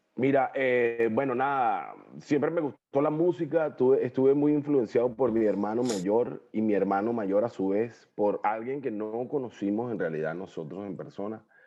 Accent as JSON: {"language": "Spanish", "town": "Guarenas", "region": "Miranda", "country": "Venezuela", "tie": "born or raised there", "also_born_or_lived": "Guatire / Caracas", "moved": "as an adult", "lives_now": "Asunción, Paraguay", "said": "nací en Guarenas, me crié en Guarenas, Guatire, Caracas, lo que llamamos la Gran Caracas"}